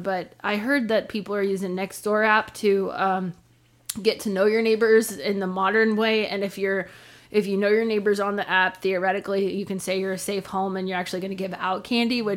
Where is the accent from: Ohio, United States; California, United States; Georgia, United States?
California, United States; Northern; I grew up in Northern California in a retirement community